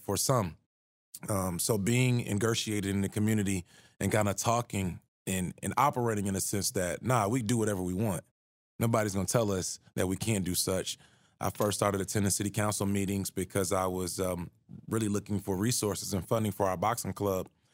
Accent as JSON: {"language": "English", "town": "Atlanta", "region": "Georgia", "country": "United States", "tie": "born or raised there", "moved": "as an adult", "lives_now": "Charlottesville, United States", "said": "where I grew up in Atlanta"}